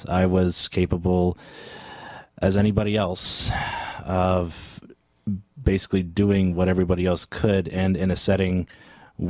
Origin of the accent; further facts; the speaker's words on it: Newcastle, Ontario, Canada; moved away as an adult; also born or lived in Bowmanville; now in Peterborough, Canada; a school in my hometown of Newcastle